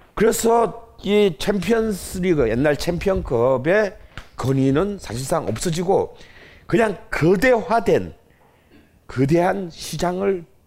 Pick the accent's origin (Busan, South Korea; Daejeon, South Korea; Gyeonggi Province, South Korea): Busan, South Korea; 제 고향인 부산에 있는